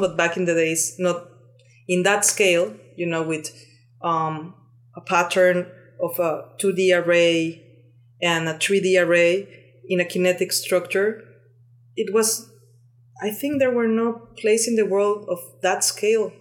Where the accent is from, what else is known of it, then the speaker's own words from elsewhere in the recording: Cuernavaca, Morelos, Mexico; moved away as an adult; now in Barcelona, Spain; I'm Mexican. I was born and raised in Mexico